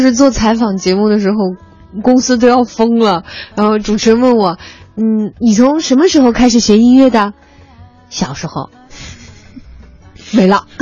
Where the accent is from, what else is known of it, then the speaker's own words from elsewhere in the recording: Xi'an, Shaanxi, China; moved away; 我小的时候，在西安的时候